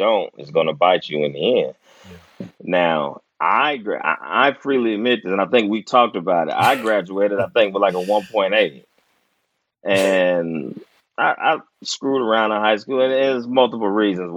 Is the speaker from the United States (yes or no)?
yes; Dayton, Ohio, United States; also born or lived in Omaha, Nebraska; I almost grew up there until my dad got a job in Dayton